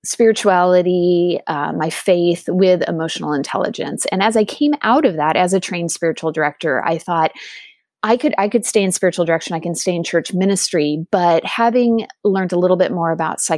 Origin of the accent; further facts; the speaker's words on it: Southern California, United States; also born or lived in England; I also am a California native. I grew up in Southern California